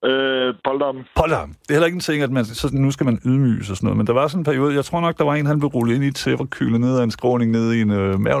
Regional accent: Jutland, Denmark; Der har vi som jyder måske nok fejlet lidt, ikke?

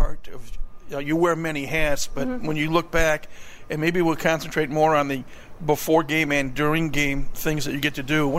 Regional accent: Detroit, Michigan, United States; I'm from Detroit

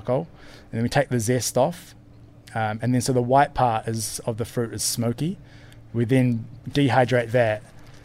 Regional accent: New Zealand; now in Portugal; I'm from New Zealand, and we don't really have a tradition of eating them in New Zealand

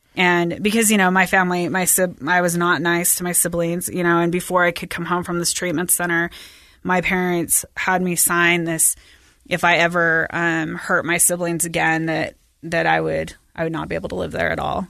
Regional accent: West Valley / Bountiful, Salt Lake area, Utah, United States; at the end of sixth grade, my parents decided that we were gonna move to Bountiful and, and to the top of the hill in Bountiful

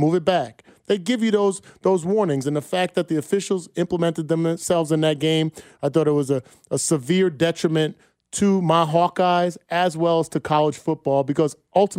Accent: New Jersey, United States; moved away; I'm from Jersey.

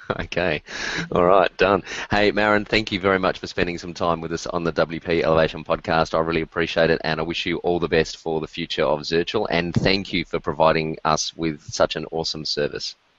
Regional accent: Australia; as an Australian

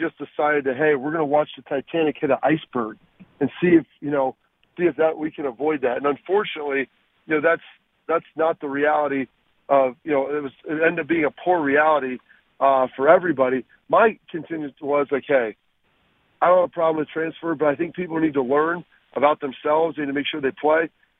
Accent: Texas, United States; I mean, I was born in Texas. We kind of have a little bit of a farm growing up, so I've got some of that.

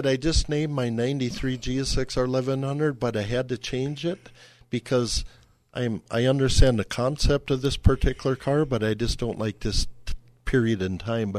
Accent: Wisconsin, United States; now in California, United States; I'm like from Wisconsin where it is tracks

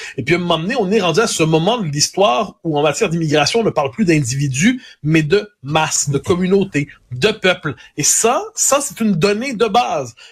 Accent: Quebec, Canada; chez nous, au Québec

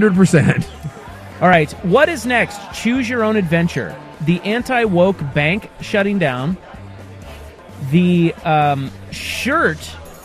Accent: Salina, Kansas, United States; I'm from Salina, Kansas.

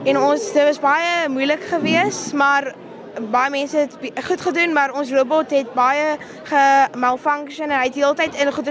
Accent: Durbanville, Western Cape, South Africa; ek's van Kere Durbanville.

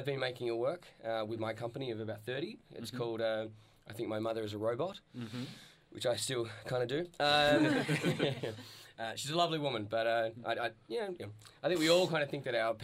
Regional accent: Launceston, Tasmania, Australia; I grew up in Launceston in Tasmania

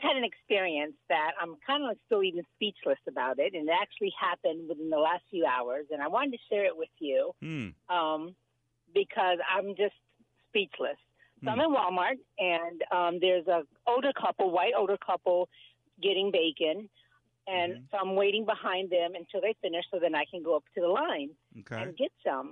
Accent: Puerto Rico; moved away; I'm Puerto Rican. I'm from Puerto Rico

